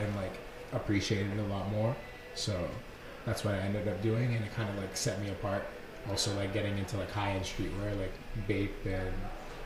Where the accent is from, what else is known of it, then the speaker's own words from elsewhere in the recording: Philadelphia, Pennsylvania, United States; I grew up mainly here. I was born in Philadelphia